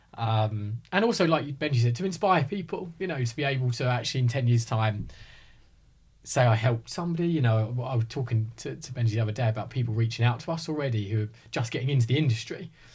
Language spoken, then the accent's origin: English; Hertfordshire, East of England, United Kingdom; born and bred in Hertfordshire.